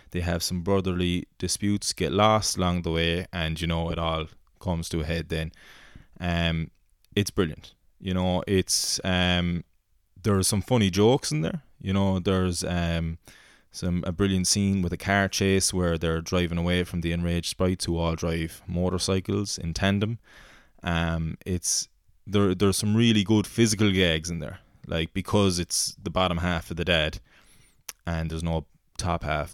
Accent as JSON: {"language": "English", "town": "Rathpeacon", "region": "Munster", "country": "Ireland"}